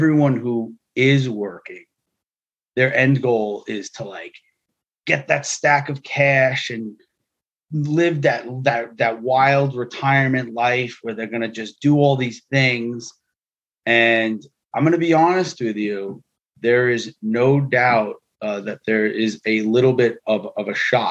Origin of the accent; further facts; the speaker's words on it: New York City, New York, United States; I grew up in New York City. I am first generation American